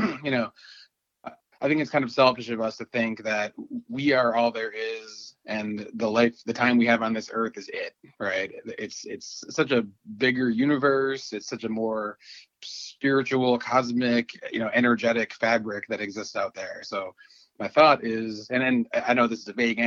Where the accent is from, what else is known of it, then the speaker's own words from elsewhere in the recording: Dunkirk, New York, United States; now in Buffalo, United States; I grew up in Dunkirk, New York. It's about a half hour, 50 minutes south of Buffalo